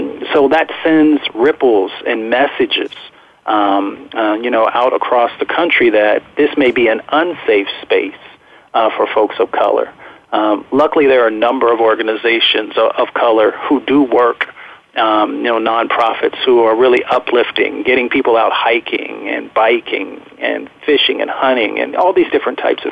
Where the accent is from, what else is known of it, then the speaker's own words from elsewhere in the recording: Appalachia, United States; also born or lived in Michigan; I grew up in Appalachia, and I grew up in a little bit in Michigan as well.